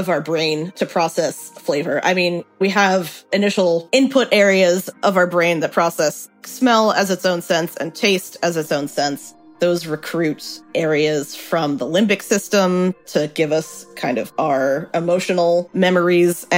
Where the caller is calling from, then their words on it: New York, United States; I'm calling from Brooklyn, New York.